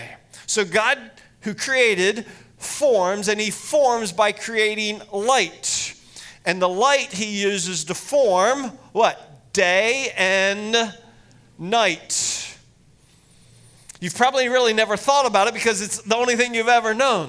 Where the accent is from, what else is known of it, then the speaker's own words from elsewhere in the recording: Lancaster County, Pennsylvania, United States; moved away as an adult; also born or lived in Estes Park, Colorado; grew up in Lancaster County, Pennsylvania